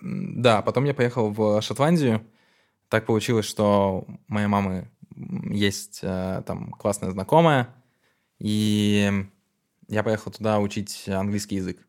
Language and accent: Russian; Narva, Ida-Viru County, Estonia; я родился в Нарве